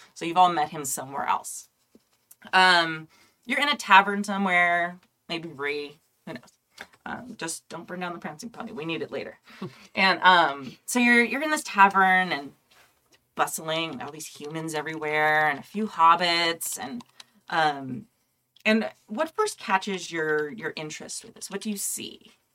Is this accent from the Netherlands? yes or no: no; California, United States; I'm Californian